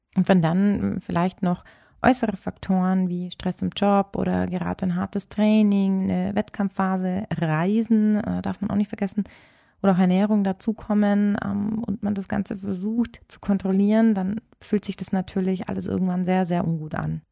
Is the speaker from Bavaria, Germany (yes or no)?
yes; Bavaria, Germany; ich bin hier sogar geboren